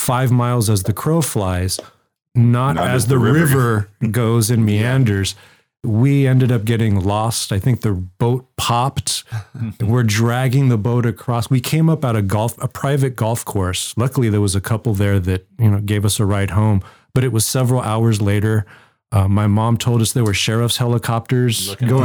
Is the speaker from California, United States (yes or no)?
yes; Fresno, California, United States; moved away as an adult; now in San Diego County, United States; growing up in Fresno, there's just not a lot to do. When you grow up in Fresno, I mean, it's all just, at least when I was a kid there